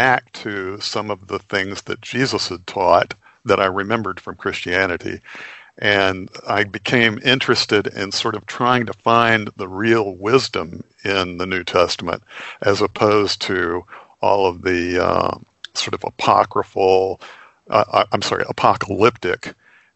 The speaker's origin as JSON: {"language": "English", "region": "Texas", "country": "United States", "said": "I'm from Texas"}